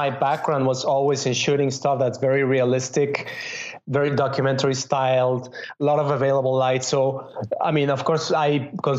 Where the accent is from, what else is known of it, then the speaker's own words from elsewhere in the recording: Mexico City, Mexico; moved away as an adult; also born or lived in Spain / London / Los Angeles; now in New York, United States; I grew up in Mexico City